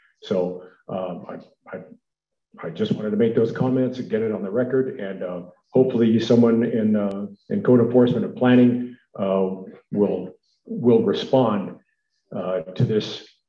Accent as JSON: {"language": "English", "town": "San Lorenzo", "region": "California", "country": "United States", "said": "from San Lorenzo. I'm here to complain about something."}